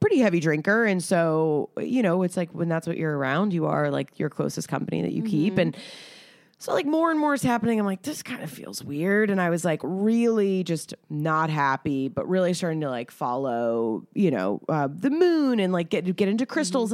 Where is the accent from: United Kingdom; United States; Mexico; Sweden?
United States; Atlanta, Georgia; moved away; I'm from Atlanta